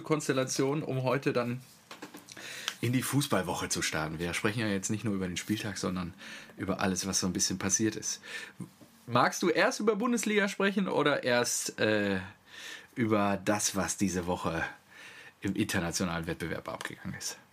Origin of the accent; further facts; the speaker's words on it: Selm, North Rhine-Westphalia, Germany; das Kaff, äh, in dem ich aufgewachsen bin